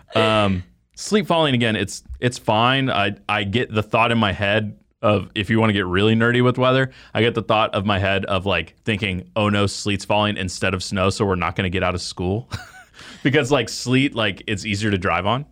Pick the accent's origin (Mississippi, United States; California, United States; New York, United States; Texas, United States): Texas, United States; Dallas; moved away; growing up in the Dallas Fort Worth area